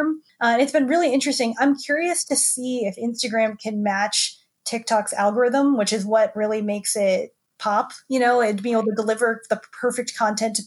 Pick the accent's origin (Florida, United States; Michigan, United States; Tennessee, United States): Florida, United States; Tampa; I grew up in Florida. So I grew up in Tampa